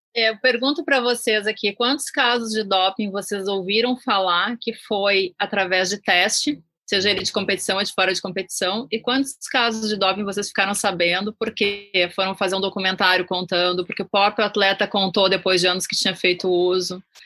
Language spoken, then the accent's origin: Portuguese; Rio Grande do Sul, Brazil; eu sou do Rio Grande do Sul